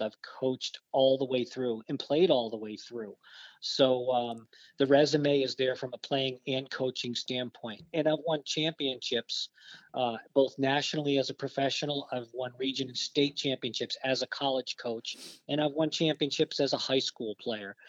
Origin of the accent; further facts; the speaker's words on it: Barrington, Rhode Island, United States; I grew up in uh, Barrington, Rhode Island.